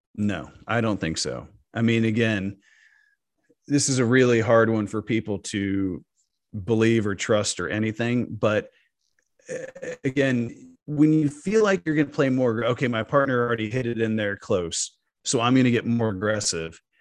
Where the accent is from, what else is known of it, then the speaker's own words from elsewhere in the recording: Dallas, Texas, United States; I'm from Dallas